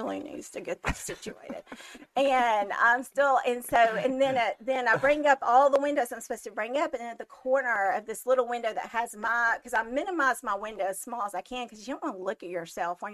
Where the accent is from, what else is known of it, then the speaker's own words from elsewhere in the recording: Trussville, Alabama, United States; also born or lived in Blount County, Alabama; I grew up in Trustville, Alabama